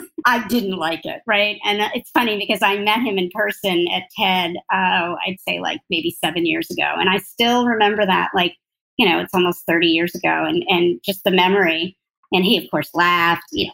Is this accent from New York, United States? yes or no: yes; near Albany, New York, United States; I grew up near Albany